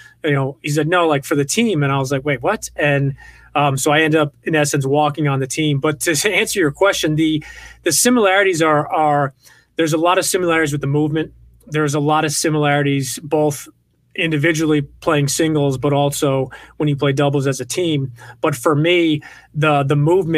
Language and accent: English; Westchester County, New York, United States; I grew up in the Northeast in Westchester County, New York